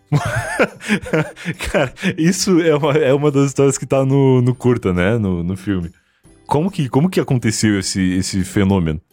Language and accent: Portuguese; Rio Grande, Rio Grande do Sul, Brazil; eu sou de Rio Grande